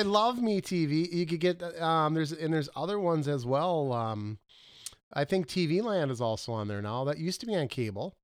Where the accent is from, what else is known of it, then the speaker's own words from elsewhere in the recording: Minnesota, United States; I am from Minnesota